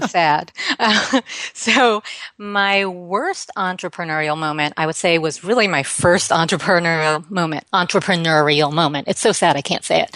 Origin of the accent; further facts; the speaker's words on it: New York, United States; not only did I grow up here, but I grew up here during the seventies